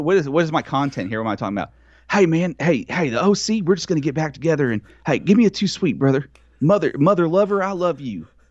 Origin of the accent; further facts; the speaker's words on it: Texas, United States; as a Texan